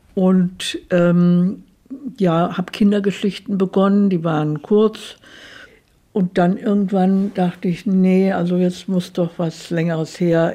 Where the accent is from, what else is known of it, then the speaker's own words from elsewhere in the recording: Weinheim, Baden-Württemberg, Germany; in meiner Heimatstadt